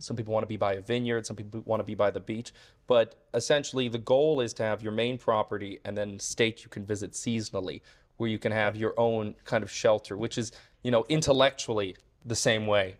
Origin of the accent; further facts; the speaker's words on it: United States; I love being American